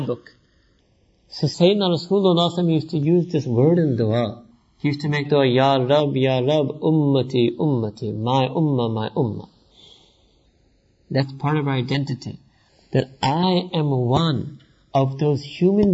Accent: New York, United States; I was born and raised in New York

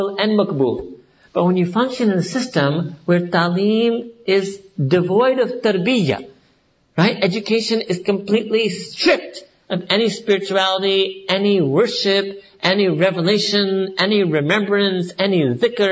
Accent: New York, United States; moved away; I was born and raised in New York

